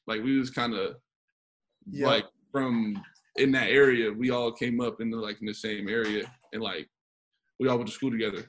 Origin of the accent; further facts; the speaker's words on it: Carson, California, United States; also born or lived in Torrance / Chino; I was born in Torrance. And then we moved out to Chino, but I still went to school in Carson until I was in 7th grade. And then I came out here.